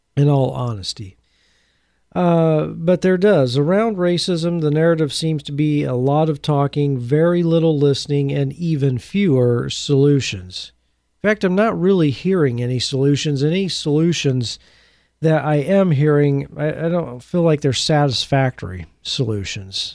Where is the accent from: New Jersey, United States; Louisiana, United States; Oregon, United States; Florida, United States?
Oregon, United States; Portland; my hometown of Portland, Oregon